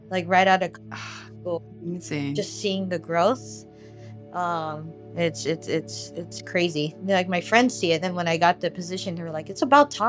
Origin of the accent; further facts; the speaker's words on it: Philippines; And she sees me, and I'm Filipino, and they're like, "Oh, you're Yeah. Filipino." I'm like, "Yeah, I'm Filipino." I'm like, "How are you?" And she starts talking to me in Tagalog, and I answer in English